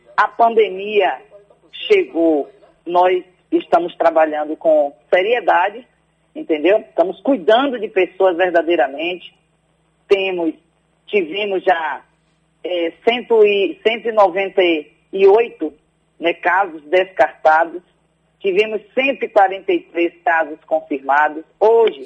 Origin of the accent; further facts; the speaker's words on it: near Salvador, Feira de Santana and Alagoinhas, Bahia, Brazil; o meu povo, de onde eu vim